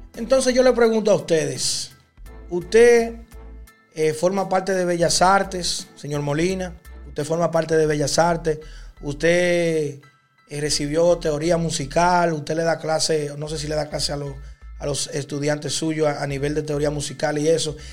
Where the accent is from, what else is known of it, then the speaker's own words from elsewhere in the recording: Dominican Republic; mi país, República Dominicana